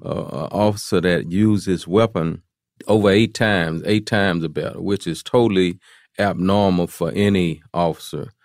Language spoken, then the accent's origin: English; Houston, Texas, United States; I'm from Fifth Ward. I'm from, uh, Fifth Ward is a, is a place in Houston, Texas